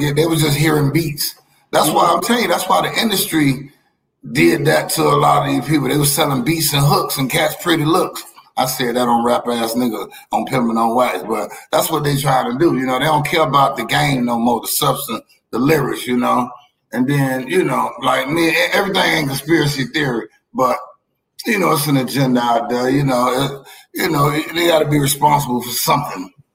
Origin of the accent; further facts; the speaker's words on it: Miami, Florida, United States; I'm a nigga from Miami